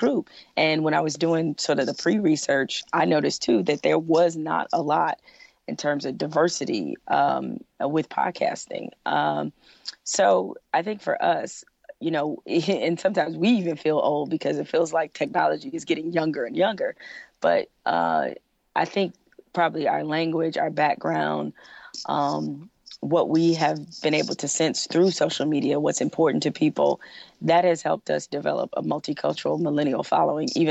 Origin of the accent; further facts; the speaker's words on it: Detroit, Michigan, United States; I'm from Detroit